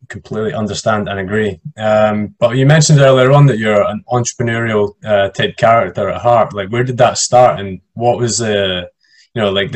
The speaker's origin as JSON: {"language": "English", "country": "United Kingdom", "said": "I'm a Brit"}